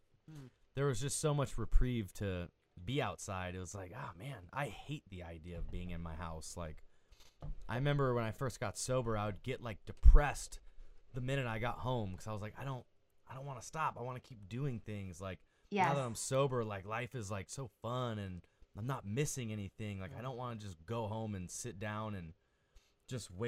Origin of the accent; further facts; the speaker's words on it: Phoenix, Arizona, United States; growing up in Phoenix, Arizona